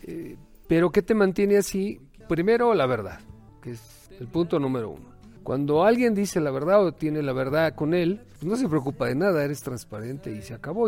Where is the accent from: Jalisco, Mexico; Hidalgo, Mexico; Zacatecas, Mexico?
Hidalgo, Mexico; Tulancingo; me crié en Tulancingo